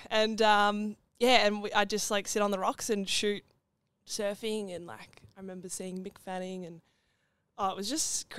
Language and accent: English; Mount Martha, Victoria, Australia; I grew up down on the Mornington Peninsula, down in Mount Martha.